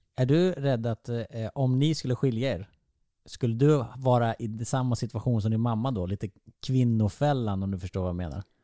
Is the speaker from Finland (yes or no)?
no; Vessigebro, Halland County, Sweden; moved away; jag är uppvuxen i Vessigebro